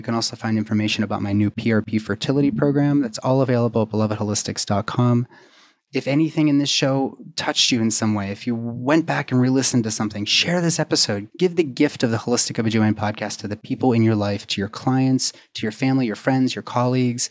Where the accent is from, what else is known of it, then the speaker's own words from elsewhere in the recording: Pittsburgh, Pennsylvania, United States; my hometown of Pittsburgh